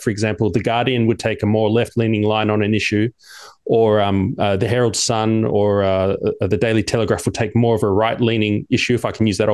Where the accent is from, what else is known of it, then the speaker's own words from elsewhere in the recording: Sydney, New South Wales, Australia; I'm an Australian born in Sydney